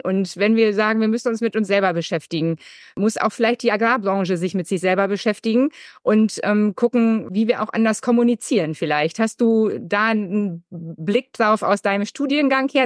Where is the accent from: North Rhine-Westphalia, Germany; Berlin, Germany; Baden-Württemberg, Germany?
North Rhine-Westphalia, Germany; Münsterland; ich komme jetzt natürlich aus Westfalen-Lippe, auch aus dem Münsterland